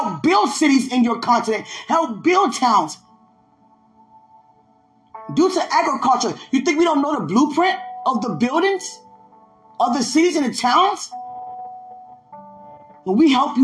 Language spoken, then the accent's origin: English; United States; I'm over here from America